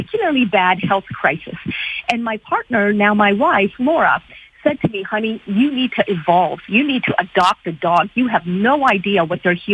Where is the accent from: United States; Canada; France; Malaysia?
Canada